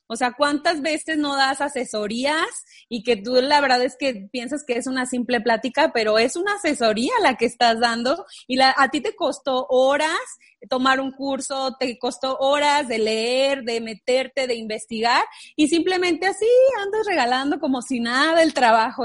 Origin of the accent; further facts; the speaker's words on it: Guanajuato, Mexico; moved away as an adult; now in Chihuahua, Mexico; somos de Guanajuato